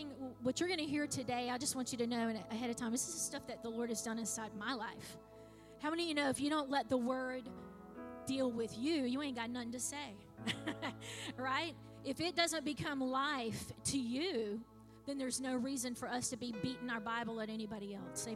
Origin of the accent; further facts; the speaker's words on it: Clewiston, Florida, United States; I was born in Clewiston Hospital